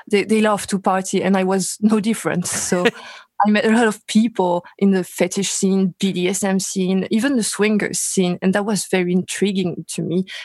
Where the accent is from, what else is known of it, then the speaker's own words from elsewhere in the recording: Paris, Île-de-France, France; English is a second language; Paris, France.